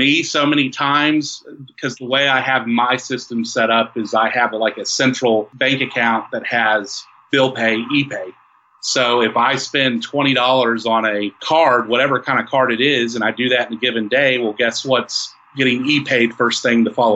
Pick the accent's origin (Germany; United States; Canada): United States; West Texas; We're from West Texas.